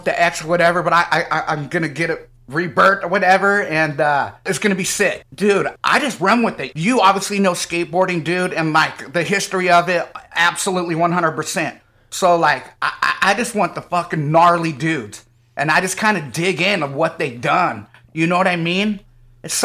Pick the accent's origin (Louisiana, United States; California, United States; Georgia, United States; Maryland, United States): California, United States; Modesto; also born or lived in Antioch / Santa Cruz; I was born in Antioch. {S5} Oh. {S3} And then I went to Modesto till like fifth, sixth grade, and then I jammed it to Santa Cruz.